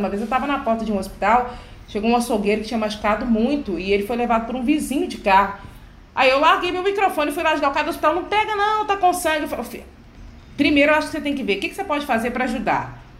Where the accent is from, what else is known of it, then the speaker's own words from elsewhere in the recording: Belo Horizonte, Minas Gerais, Brazil; Eu sou aqui da periferia de Belo Horizonte